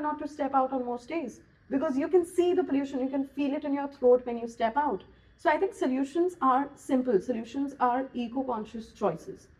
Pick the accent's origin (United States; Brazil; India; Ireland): India; Goa; I'm from Goa